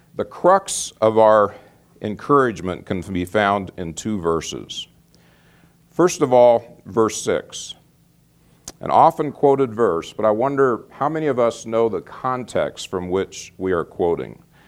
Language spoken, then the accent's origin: English; Phoenix, Arizona, United States; moved away; also born or lived in Peoria, Illinois area; I grew up in Phoenix, big city